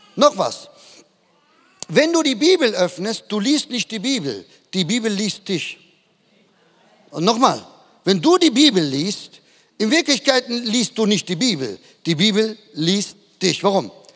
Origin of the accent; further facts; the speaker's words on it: Duisburg, North Rhine-Westphalia, Germany; moved away as an adult; now in Madrid, Spain; Bin in, ein, in einer Siedlung aufgewachsen im Süden von Duisburg